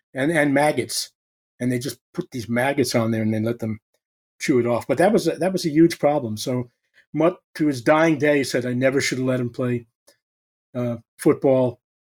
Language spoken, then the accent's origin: English; New York City, New York, United States; I was born in Brooklyn.